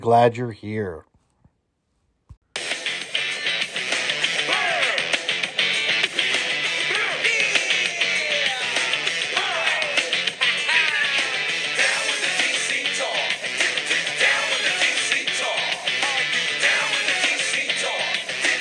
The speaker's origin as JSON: {"language": "English", "town": "Cleveland", "region": "Ohio", "country": "United States", "tie": "born or raised there"}